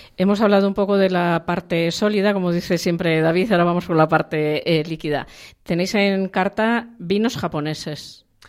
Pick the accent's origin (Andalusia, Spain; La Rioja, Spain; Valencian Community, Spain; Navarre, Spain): La Rioja, Spain; yo soy riojana